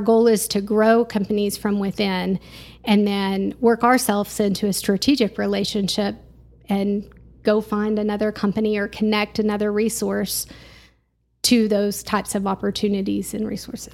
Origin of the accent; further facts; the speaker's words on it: Garland, Texas, United States; moved away as an adult; also born or lived in Canyon, Texas; now in Amarillo, United States; The Dallas-Fort Worth area